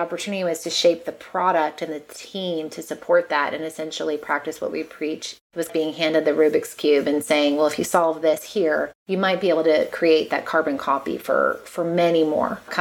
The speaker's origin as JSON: {"language": "English", "region": "Massachusetts", "country": "United States", "said": "I'm a prude from Massachusetts."}